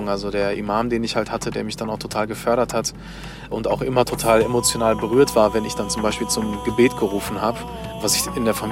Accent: Duisburg, North Rhine-Westphalia, Germany; Ja, ich bin halt in Duisburg im Dichterviertel aufgewachsen, in Obermarxloh.

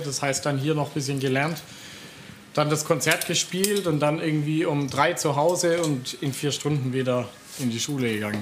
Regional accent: Swabian Jura, Baden-Württemberg, Germany; meine Heimat, die Splendor of Nature, für, die, für den Albtrauf und so und die Schwäbische Alb

